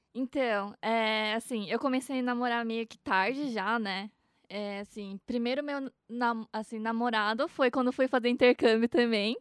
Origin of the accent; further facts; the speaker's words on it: Mogi das Cruzes, São Paulo, Brazil; also born or lived in Japan; eu sou de Mogi